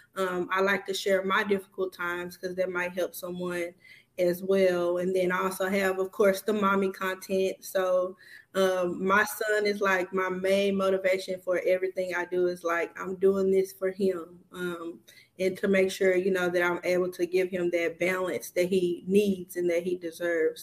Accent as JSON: {"language": "English", "town": "Houston", "region": "Texas", "country": "United States", "moved": "as an adult", "lives_now": "Dallas, United States", "said": "I'm originally from Houston, Texas."}